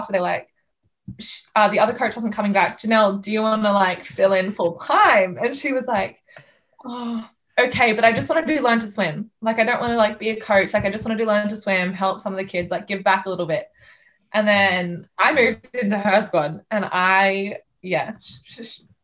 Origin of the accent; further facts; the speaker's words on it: Queensland, Australia; also born or lived in Sydney, New South Wales; I moved up to Queensland when I was 3 years old